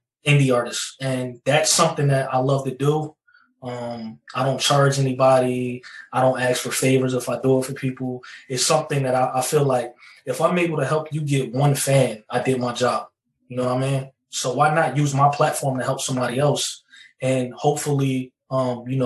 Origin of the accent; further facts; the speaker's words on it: New Jersey, United States; I'm from New Jersey